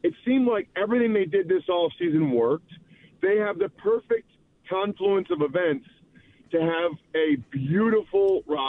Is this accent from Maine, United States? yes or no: no; Pennsylvania, United States; I grew up outside of Philadelphia, grew up a big Eagles fan.